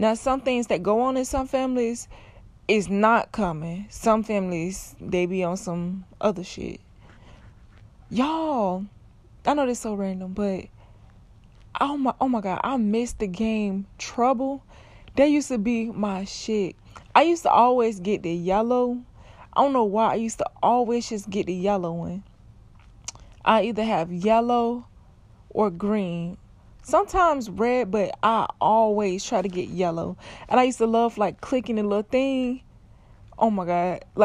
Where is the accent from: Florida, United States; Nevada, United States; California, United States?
Florida, United States; South; I'm from Florida. I'm from South Florida